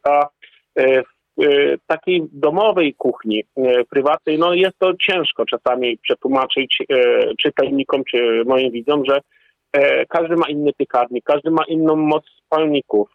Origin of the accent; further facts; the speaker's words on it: Poland